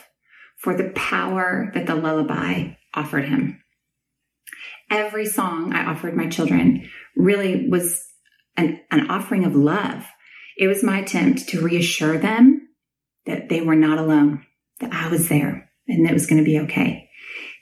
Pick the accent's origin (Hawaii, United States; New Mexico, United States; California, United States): California, United States; Southern; also born or lived in Nashville; now in Austin, United States; I grew up in Southern California, which, as you may know, has earthquakes.